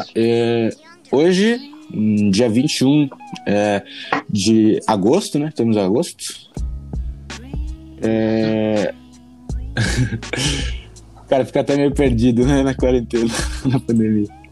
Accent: Chapecó, Santa Catarina, Brazil; eu sou de Chapecó, Santa Catarina, extremo oeste de Santa Catarina

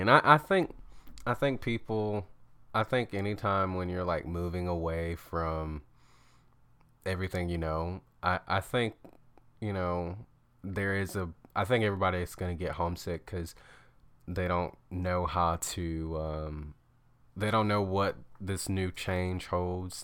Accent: Alabama, United States; moved away; I'm from Alabama

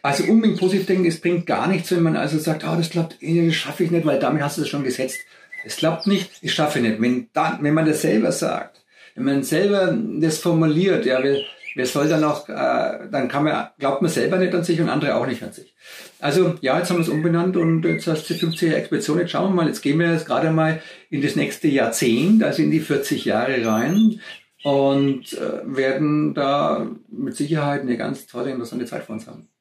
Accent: Germany; born or raised there; moved away as an adult

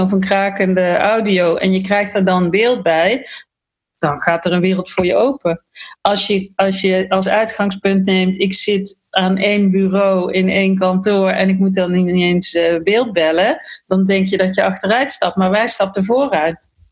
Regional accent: Netherlands; ik ben een Nederlander.

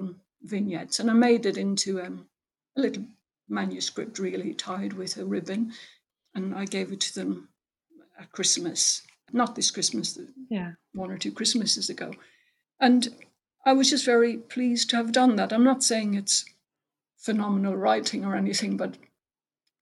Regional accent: Ireland; now in England; I'm Irish

